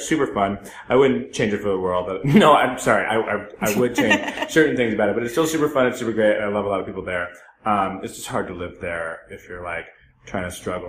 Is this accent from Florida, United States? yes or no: no; Rhode Island, United States; now in Los Angeles, United States; I am from Rhode Island, yes.